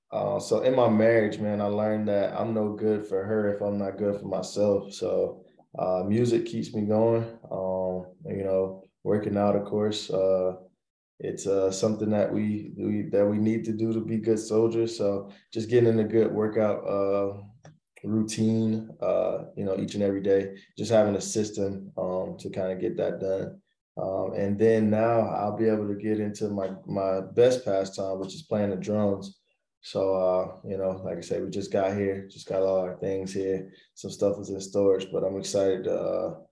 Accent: Florida, United States; moved away as an adult; also born or lived in South Carolina / Georgia; I'm originally from Florida.

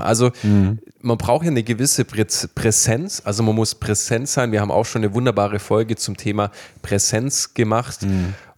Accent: Baden-Württemberg, Germany; wir kommen aus Baden-Württemberg

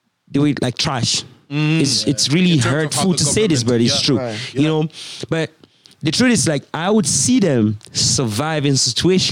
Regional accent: Cameroon; moved away as an adult; now in Canada; my home country, Cameroon

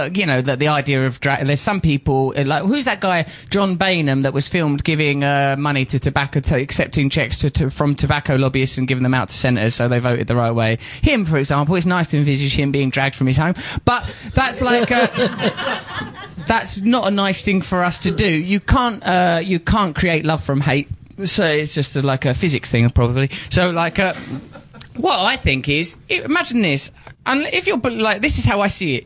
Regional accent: Grays, East of England, United Kingdom; moved away; I'm from a place called Grays in Essex

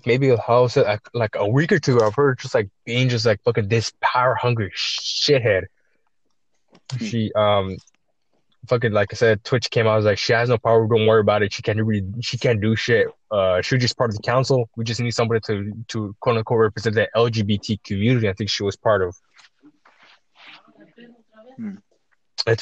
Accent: United States; I'm Chicano. I'm American born, but raised by Mexicans.

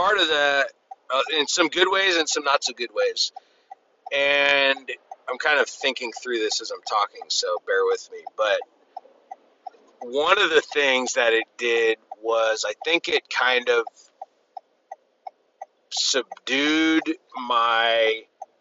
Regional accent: California, United States; I grew up in California, family of four, great childhood, one sister

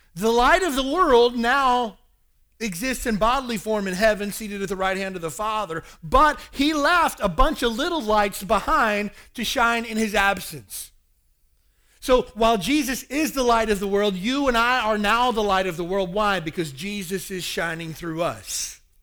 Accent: Kentucky, United States; also born or lived in Hawaii; now in Honolulu, United States; the meth problem in my hometown in Kentucky is ridiculous

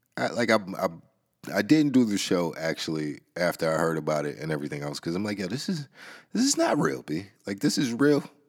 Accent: New York, United States; New York, man. Um, that's my home city, man. I'm in New York State. That's my hometown

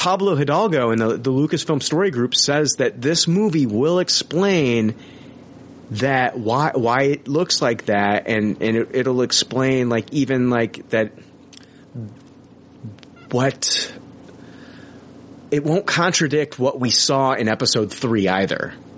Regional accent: Canada; accent: Canadian; my Canadian accent

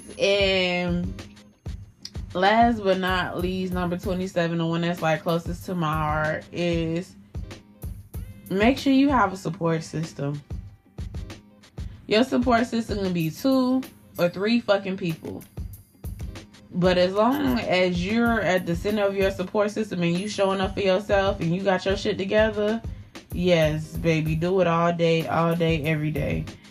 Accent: Miami, Florida, United States; moved away; I'm from Miami. When I moved up here to this little Caucasian ass state

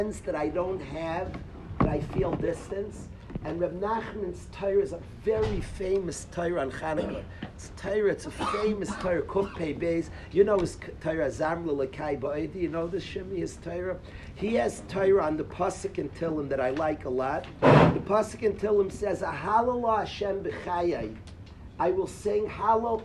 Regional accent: Far Rockaway, New York, United States; I grew up in Farakway

